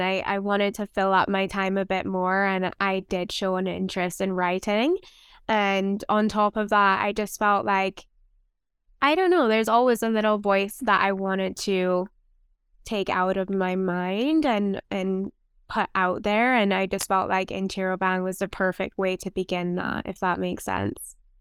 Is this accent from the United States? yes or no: no; Barbados; now in London, Canada; I am from Barbados